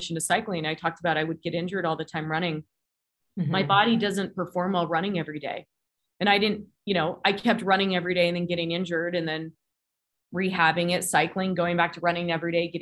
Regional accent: California, United States; now in Colorado Springs, United States; I grew up in California. So it's kind of where my heart and soul and my roots are.

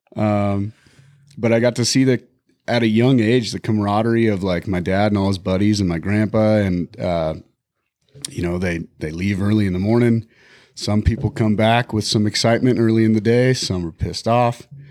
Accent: Bighorn Mountains, Wyoming, United States; now in Montana, United States; I grew up in the Bighorn Mountains

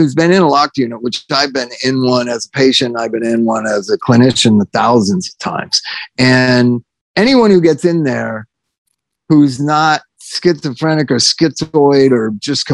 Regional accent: United States; we as an American society

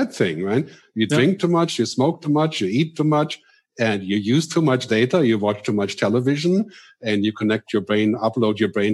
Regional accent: Germany; also born or lived in United States; now in Switzerland; I was born in Germany, I lived in America for 20 years, now I live in Switzerland.

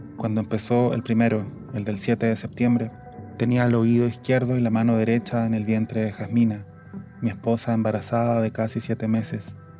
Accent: Chile; moved away as an adult; now in Mexico City, Mexico; como tantos chilenos

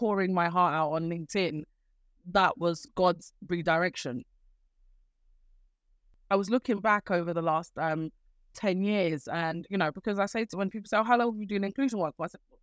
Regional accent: Nigeria; we Nigerians

